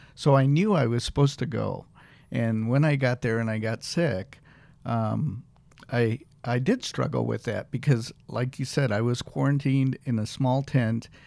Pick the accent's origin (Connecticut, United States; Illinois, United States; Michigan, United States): Illinois, United States; Peoria; also born or lived in Nairobi, Kenya; I lived in Kenya for the first eight years of my life. And my parents were in education. My dad was a professor, and my mom was a principal. They moved to uh, Illinois, Peoria, Illinois. And uh, so most of my life was actually in Illinois